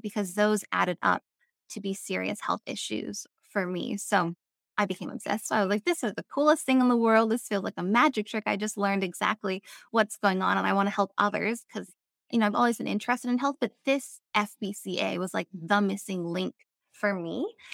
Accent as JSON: {"language": "English", "town": "Avalon", "region": "California", "country": "United States", "tie": "born or raised there", "also_born_or_lived": "North Carolina", "moved": "as an adult", "said": "I grew up in California, um, I grew up on Catalina Island, which is a little island off the coast of Los Angeles"}